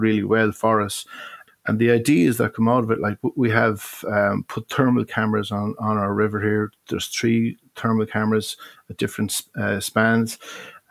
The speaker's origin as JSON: {"language": "English", "town": "Galway", "region": "Connacht", "country": "Ireland", "tie": "born or raised there", "said": "when I was a young fella, back in the 70s. My father was involved with fundraising in the city. Be it we didn't have a lifeboat station in Galway"}